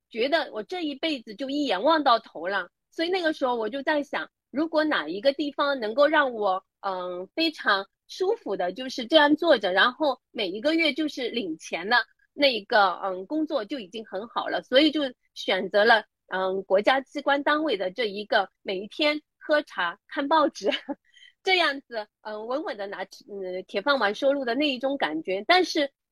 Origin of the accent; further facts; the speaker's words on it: Hangzhou, Zhejiang, China; 我是来自杭州的